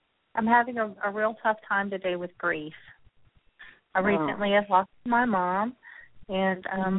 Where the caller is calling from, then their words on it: Texas, United States; I'm calling from Texas.